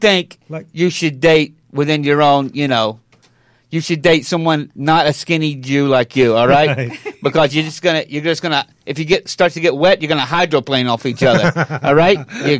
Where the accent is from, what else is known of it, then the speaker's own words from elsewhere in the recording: Coney Island, New York, United States; No, I'm from Coney Island.